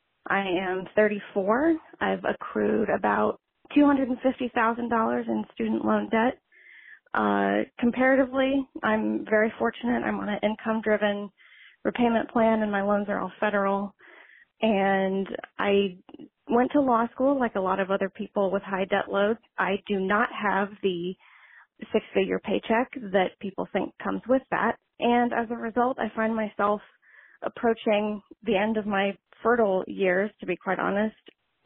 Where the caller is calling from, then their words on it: Arlington, Virginia, United States; I'm calling from Arlington, Virginia.